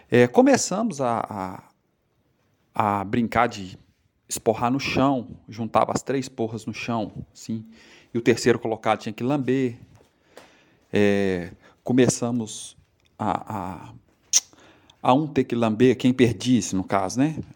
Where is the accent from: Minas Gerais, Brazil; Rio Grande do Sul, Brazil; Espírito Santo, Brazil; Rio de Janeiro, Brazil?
Espírito Santo, Brazil; sou daqui do Espírito Santo.